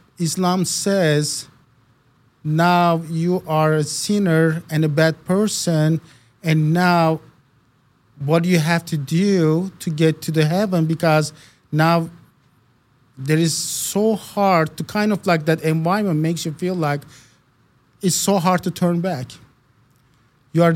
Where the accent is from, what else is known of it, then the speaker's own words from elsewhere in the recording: Istanbul, Turkey; English is a second language; now in United States; Born and raised in Istanbul, Turkey.